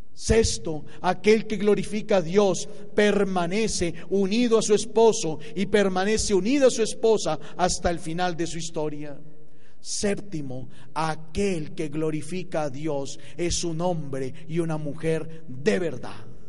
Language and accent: Spanish; Colombia; moved away; mi país